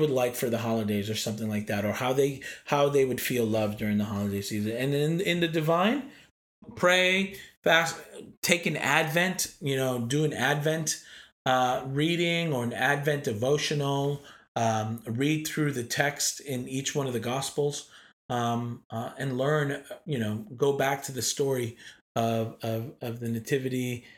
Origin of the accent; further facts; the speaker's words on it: East Coast, United States; And I'm from the East Coast and I'm not going to lie, like it was hard.